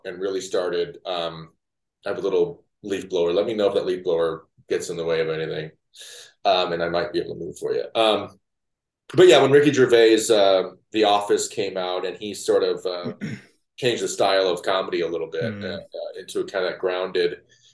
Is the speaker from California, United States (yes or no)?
no; Mishawaka, Indiana, United States; moved away; my hometown, Mishawaka, Indiana, which is near South Bend